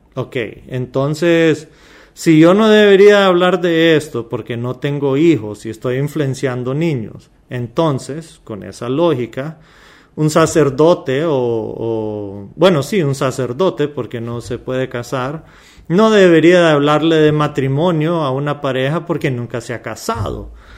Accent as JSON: {"language": "Spanish", "country": "Honduras", "tie": "born or raised there", "said": "yo nací en Honduras, soy descendencia árabe, pero yo soy mitad árabe"}